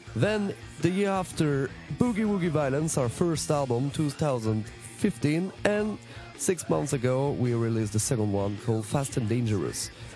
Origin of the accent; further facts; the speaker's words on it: Strasbourg, Grand Est, France; we come from Strasbourg in France